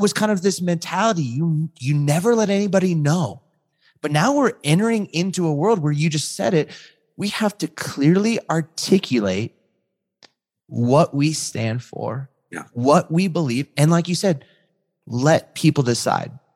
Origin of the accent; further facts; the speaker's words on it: Southern California, United States; also born or lived in Chicago; I grew up in Southern California